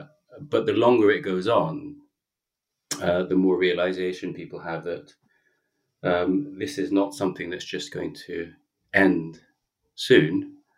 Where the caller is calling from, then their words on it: London, United Kingdom; I'm calling in from Notting Hill, London.